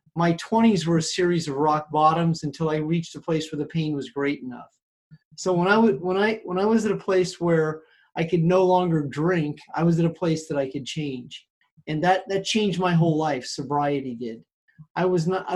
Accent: between Omaha, Nebraska and Kansas City, Missouri, Midwest, United States; moved away as an adult; also born or lived in Los Angeles; now in California, United States; I'm a Midwestern boy originally from right between Omaha, Nebraska and Kansas City, Missouri. I've lived in California for the last 35 years, but I grew up in the Midwest

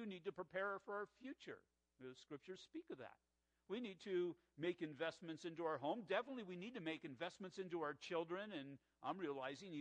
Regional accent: La Mirada, California, United States; we were growing up in La Mirada in the 1960s

